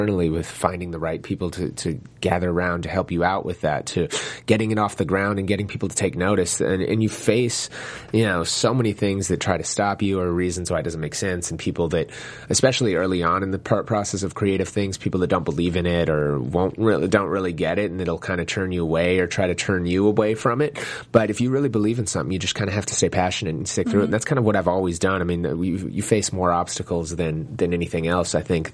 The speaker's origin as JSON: {"language": "English", "town": "St. Paul", "region": "Minnesota", "country": "United States", "tie": "born or raised there", "said": "I grew up in Minnesota in St. Paul"}